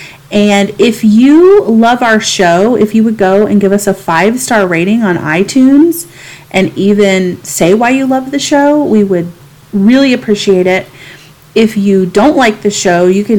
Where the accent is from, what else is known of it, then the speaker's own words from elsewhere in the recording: the South, United States; moved away; also born or lived in San Diego; growing up in the South